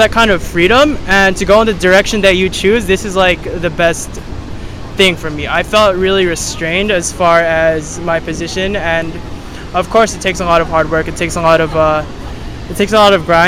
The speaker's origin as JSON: {"language": "English", "town": "Los Angeles", "region": "California", "country": "United States", "also_born_or_lived": "San Luis Obispo, California", "moved": "as an adult", "lives_now": "Bali, Indonesia", "said": "I'm from Los Angeles, California"}